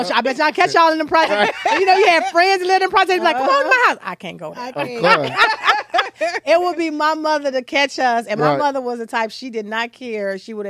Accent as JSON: {"language": "English", "town": "Chicago", "region": "Illinois", "country": "United States", "said": "because I'm such a Chicagoan that being on the West Side, Austin, that's still home."}